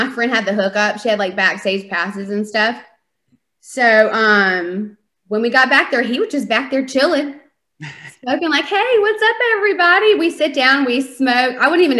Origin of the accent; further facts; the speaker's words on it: North Carolina, United States; moved away as an adult; now in Arizona, United States; I'm from North Carolina, born and raised